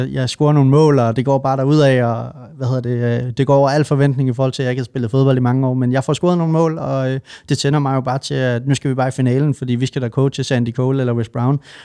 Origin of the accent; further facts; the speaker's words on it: Svendborg, Southern Denmark, Denmark; also born or lived in Nørrebro, Copenhagen; now in Copenhagen, Denmark; I Svendborg, hvor jeg kommer fra